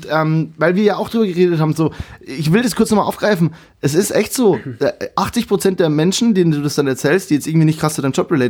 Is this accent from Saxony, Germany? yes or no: no; Kelheim, Bavaria, Germany; Ich komme, äh, Kehlheim hat 18.000 und das Dorf, wo ich ursprünglich herkomme, ist Illerstein. Das sind, kann das längste Dorf Bayerns übrigens.